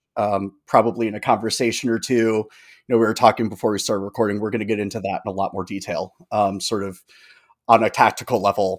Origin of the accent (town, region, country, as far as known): United States